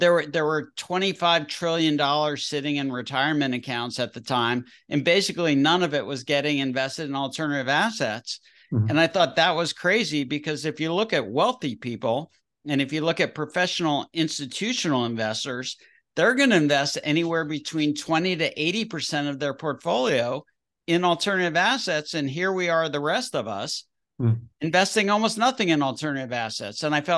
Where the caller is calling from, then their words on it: Nashville, Tennessee, United States; Nashville, Tennessee, also known as Music City and also known as the healthcare capital of the world.